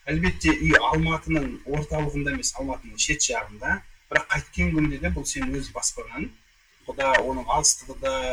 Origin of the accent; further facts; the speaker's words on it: Kyzylorda, Kyzylorda Region, Kazakhstan; also born or lived in Almaty, Kazakhstan; now in Astana, Kazakhstan; бұған дейін алматыда тұрғанмын он сегіз жылдай туған жерім қызылорда